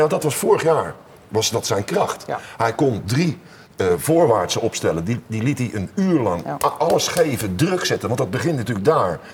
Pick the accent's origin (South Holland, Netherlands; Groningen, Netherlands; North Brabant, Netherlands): South Holland, Netherlands; Rotterdam; als geboren Rotterdammer